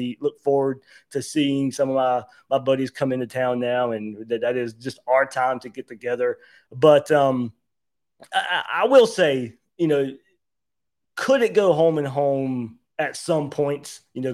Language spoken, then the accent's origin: English; Blackshear, Georgia, United States; moved away as an adult; now in Jacksonville, United States; I was born in Jacksonville, but me and my family moved to Southeast Georgia when I was 3 years old. So I was raised in Georgia, basically.